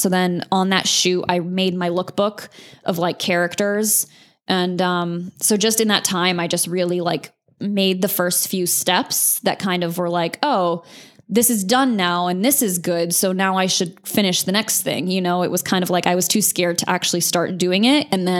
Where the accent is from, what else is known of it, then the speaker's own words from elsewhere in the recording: Azores, Portugal; born there; also born or lived in Charleston / Connecticut / Sardinia / New Hampshire; My dad was in the Navy. So I was born in the Azores off of Portugal. And then I lived in, Charleston, South Carolina, Connecticut, Sardinia, Italy, and then New Hampshire.